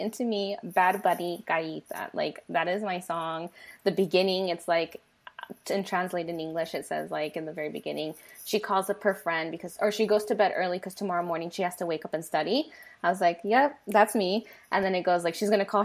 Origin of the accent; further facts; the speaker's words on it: United States; first language Spanish; English is a second language; I was born here in the United States